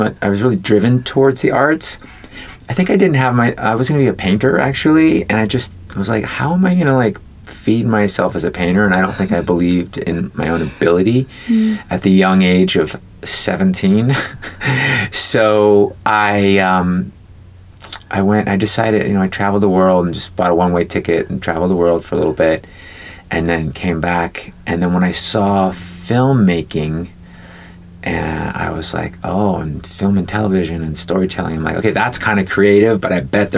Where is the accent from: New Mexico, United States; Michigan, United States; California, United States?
California, United States; Oakland; also born or lived in San Francisco; I was born in San Francisco. My mom was fourth generation from the Bay Area. We were born in the same hospital. Well, technically, I was born in Oakland.